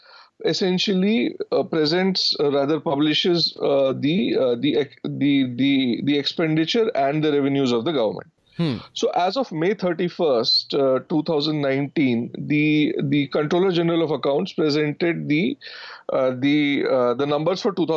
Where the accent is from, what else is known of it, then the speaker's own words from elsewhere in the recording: Ranchi, Jharkhand, India; when I grew up in Ranchi